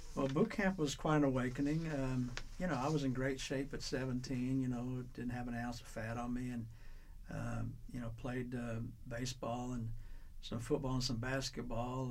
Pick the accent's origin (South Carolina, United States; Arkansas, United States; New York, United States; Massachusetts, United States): Arkansas, United States; Little Rock; I was born here in Little Rock, Arkansas, November 27, 1950